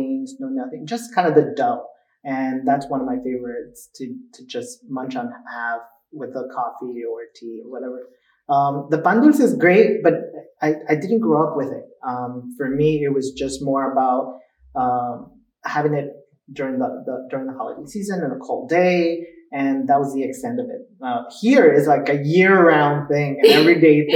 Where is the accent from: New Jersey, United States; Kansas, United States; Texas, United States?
New Jersey, United States; also born or lived in Cuernavaca, Mexico; I was born in Cuernavaca, Mexico. And then at the age of 4, my family moved to New Jersey